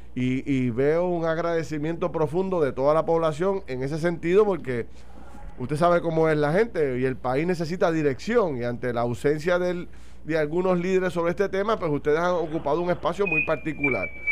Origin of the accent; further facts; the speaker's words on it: Puerto Rico; como puertorriqueños